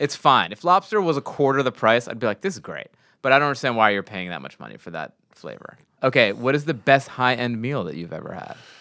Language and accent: English; New York, United States; I'm from New York